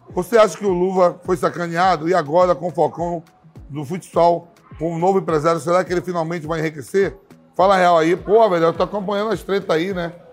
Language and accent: Portuguese; Bahia, Brazil; Pô, sou baiano, peixe, meu.